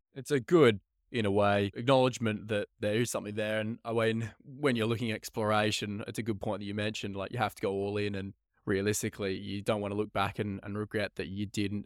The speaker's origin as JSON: {"language": "English", "town": "Perth", "region": "Western Australia", "country": "Australia", "tie": "born or raised there", "said": "born and bred in Perth"}